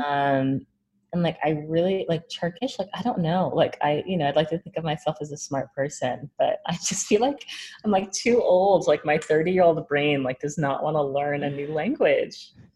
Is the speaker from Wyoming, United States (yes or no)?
no; New York, United States; also born or lived in New Orleans / Minneapolis; I, I loved growing up in New York. Before New York, I lived in New Orleans, and then I was born actually in Minneapolis, but oh. I do not remember that. So I kind of just say I'm a New Yorker because I lived here since I was like seven years old